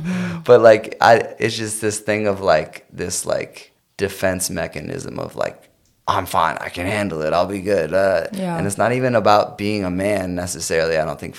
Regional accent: Chicago, Illinois, United States; But I came from Chicago, so I feel like Chicago like got me like prepped, you know?

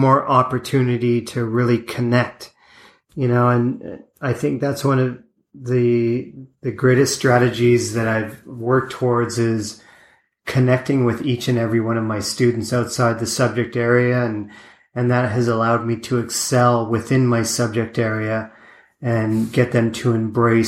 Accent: Lake Erie, small town Ontario, Canada; when I was like little town Ontario, growing up on Lake Erie

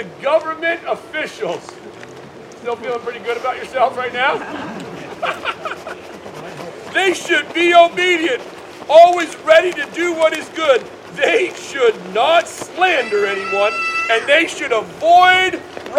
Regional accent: United States; we, as American Christians

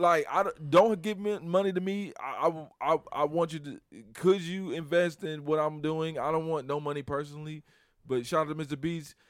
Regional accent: Chicago, Illinois, United States; I'm from Chicago

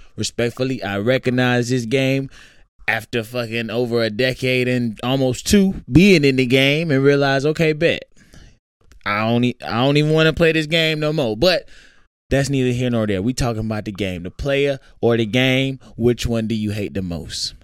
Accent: Jonesboro, Georgia, United States; also born or lived in Atlanta, Georgia; I grew up in Clayton County. Which was true. I was born in Atlanta

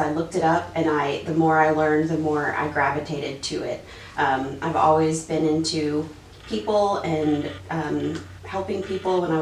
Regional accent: Dallas, Texas, United States; I was born in Dallas.

